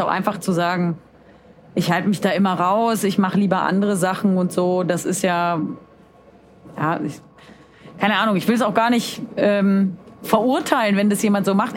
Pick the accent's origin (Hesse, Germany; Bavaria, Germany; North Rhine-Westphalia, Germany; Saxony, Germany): North Rhine-Westphalia, Germany; Cologne; Ich bin Kölnerin, aber ich muss auch nach Köln, weil ich arbeite